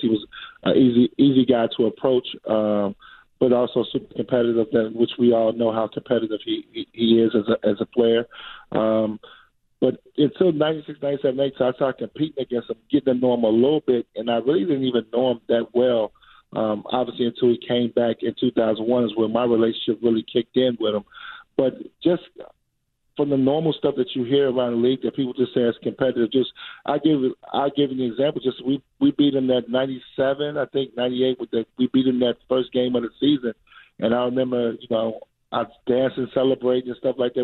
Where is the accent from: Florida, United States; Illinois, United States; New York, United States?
Illinois, United States; Chicago; I'm a kid from Chicago